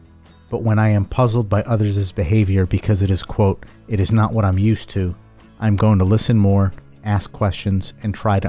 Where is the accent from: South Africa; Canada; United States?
United States; Pittsburgh, Pennsylvania; I'm from Pittsburgh.